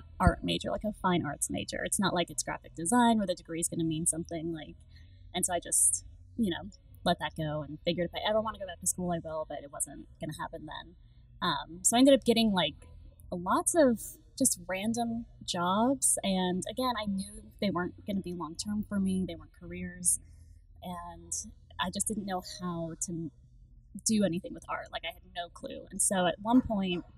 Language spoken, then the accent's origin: English; Anchorage, Alaska, United States; now in Dallas, United States; I grew up in Anchorage, Alaska. I was born and raised there